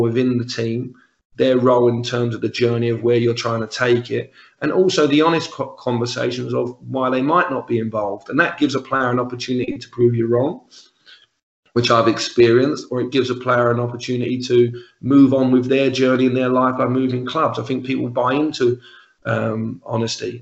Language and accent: English; London, United Kingdom; accent: Cockney; moved away as an adult; now in Glasgow, United Kingdom; I'm the Cockney, I'm the resident Cockney from the other end of the country